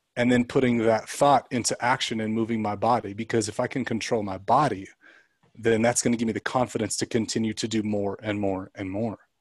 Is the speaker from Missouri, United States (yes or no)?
no; Central Coast, California, United States; we grew up in California, and um, on the Central Coast, like by Santa Barbara